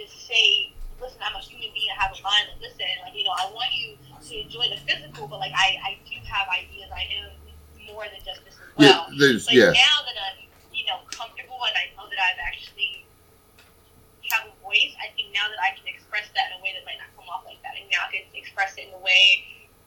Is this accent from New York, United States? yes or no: yes; New York, United States; I'm from New York